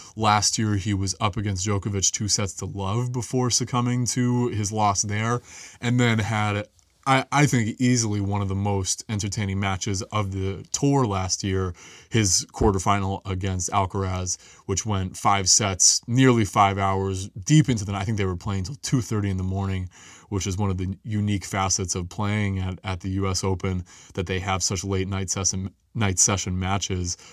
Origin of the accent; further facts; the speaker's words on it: New England, United States; growing up in New England